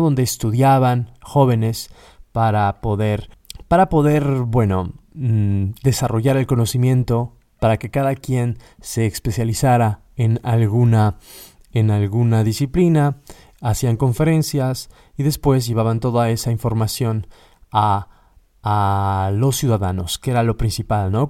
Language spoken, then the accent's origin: Spanish; Mexico; moved away as an adult; also born or lived in Katowice, Poland; now in Warsaw, Poland; soy mexicano, egresado de la Universidad Nacional Autónoma de México